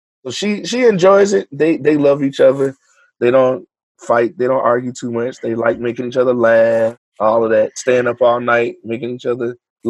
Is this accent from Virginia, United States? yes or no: yes; Hampton, Virginia, United States; So born and raised Hampton in Phoebus. Graduated from Hampton University. I was a music major. I was in the band doing all of that. My parents are preachers, so I'm a PK.